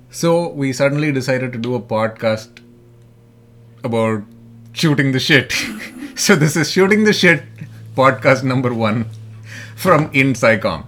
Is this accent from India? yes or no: yes; Delhi, India; also born or lived in Chennai; I'm from Delhi. I did a lot of my schooling and college there, but I was born in Madras.